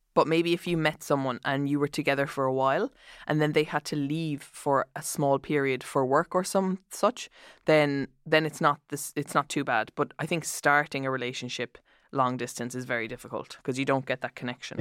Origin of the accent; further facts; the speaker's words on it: Ireland; as an Irish person